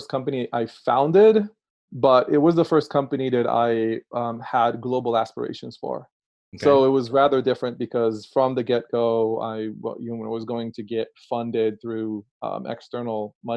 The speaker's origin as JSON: {"language": "English", "country": "Israel", "moved": "yes", "lives_now": "Brooklyn, United States", "said": "as you can detect by my accent, I'm originally Israeli."}